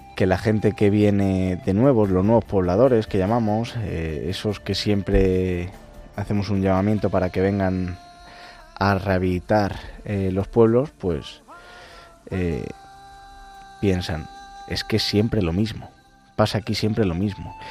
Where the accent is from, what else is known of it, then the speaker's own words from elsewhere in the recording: Castile and León, Spain; also born or lived in Madrid; estoy mitad en Madrid, mitad en Ávila, en mi pueblo